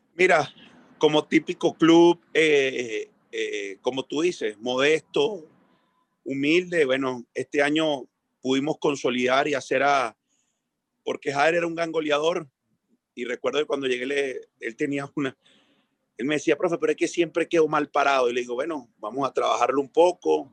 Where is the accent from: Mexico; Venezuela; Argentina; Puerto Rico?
Venezuela; moved away as an adult; uno como técnico venezolano